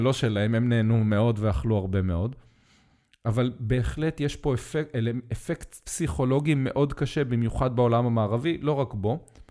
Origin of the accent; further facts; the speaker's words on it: Israel; כשהייתי ילד בקיבוץ